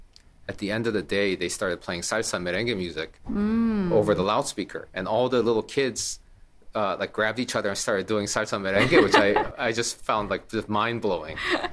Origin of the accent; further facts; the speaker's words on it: Ulsan, South Korea; moved away; also born or lived in Busan / Seoul; So I was born in a place called Ulsan, Korea. It used to be a fairly small fishing town when I was born, which is 1970. Now it's evolved into really a modern, I think it's like the wealthiest city in Korea or something crazy like that.